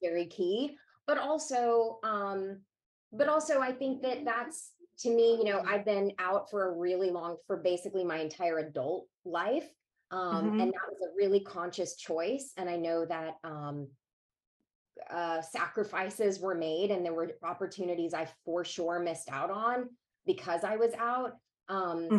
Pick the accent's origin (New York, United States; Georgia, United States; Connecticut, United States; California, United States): Georgia, United States; Savannah; I grew up in Georgia and my father was a politician.